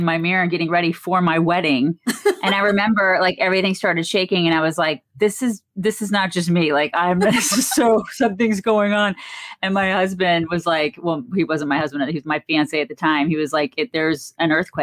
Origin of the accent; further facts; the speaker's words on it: Atlanta, Georgia, United States; I grew up in Atlanta